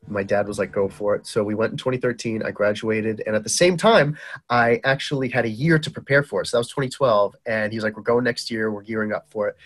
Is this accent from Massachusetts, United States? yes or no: yes; Boston, Massachusetts, United States; accent: Boston; also born or lived in Baghdad, Iraq; you have a Boston accent? And I'm like, Yep, that's me